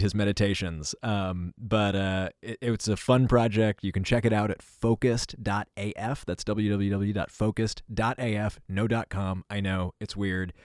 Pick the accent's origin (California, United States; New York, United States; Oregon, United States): New York, United States; New York City; growing up in New York City with sort of nine eleven